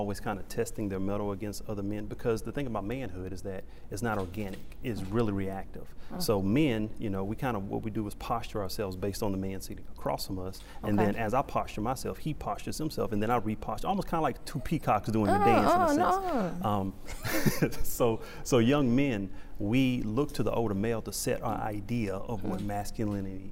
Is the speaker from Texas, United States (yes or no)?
yes; Beaumont, Texas, United States; growing up, I grew up in Beaumont, Texas. I love my hometown, Big Money, Texas